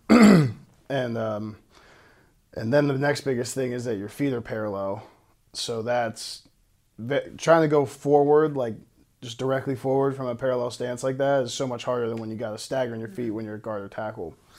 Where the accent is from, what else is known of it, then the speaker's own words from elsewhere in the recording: Pittsburgh, Pennsylvania, United States; moved away; growing up in Pittsburgh